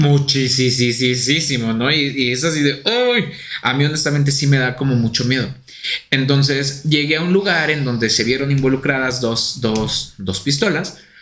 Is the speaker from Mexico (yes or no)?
yes; Mexico; Traemos el nopal en la frente